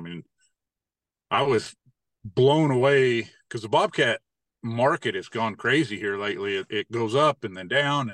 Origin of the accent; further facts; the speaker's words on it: Durango, Colorado, United States; I grew up in Durango.